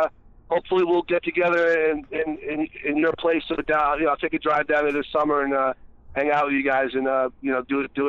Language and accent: English; New Orleans, Louisiana, United States; No, I'm from Louisiana, not L.A.